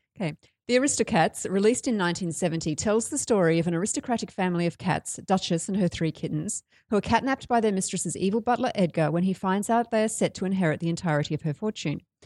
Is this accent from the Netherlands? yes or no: no; Brisbane, Queensland, Australia; I am from Brisbane